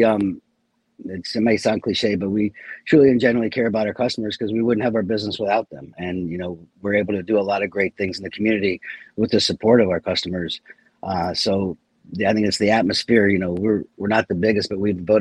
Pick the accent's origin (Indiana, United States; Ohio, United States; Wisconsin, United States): Ohio, United States; moved away as an adult; also born or lived in Pennsylvania; now in Estero, United States; I'm from Ohio originally